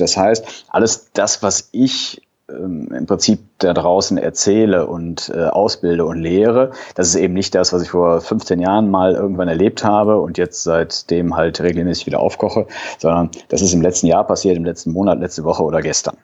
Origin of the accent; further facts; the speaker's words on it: a small town near Cologne, North Rhine-Westphalia, Germany; Bin Rheinländer, ja, auch vom, vom Herzen her, komme aus einer kleinen Stadt hier in der Nähe von Köln